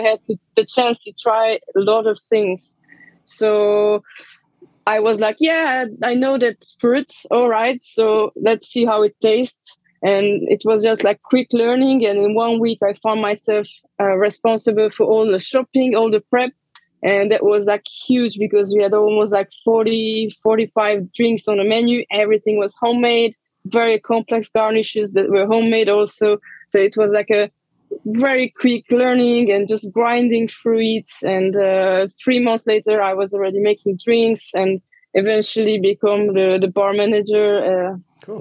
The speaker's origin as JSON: {"language": "English", "country": "Romania", "tie": "born or raised there", "also_born_or_lived": "London / Geneva", "moved": "as an adult"}